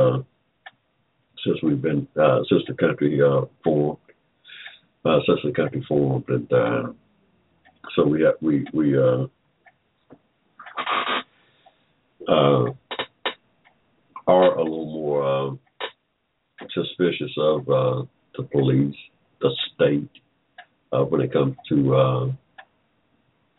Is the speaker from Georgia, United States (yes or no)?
yes; Georgia, United States; I was born in Georgia in 1945 without 14th Amendment protection. When I started school in 1951 here in Georgia, a segregated school